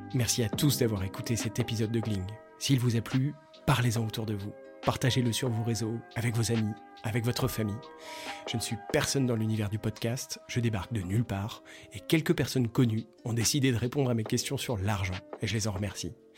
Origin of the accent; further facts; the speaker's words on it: Breton, Brittany, France; moi je suis breton